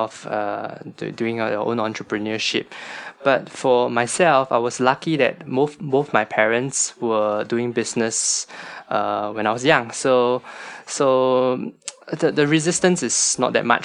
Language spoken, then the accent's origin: English; Singapore; a Singaporean staying that's born and bred in Singapore, most of us have like a house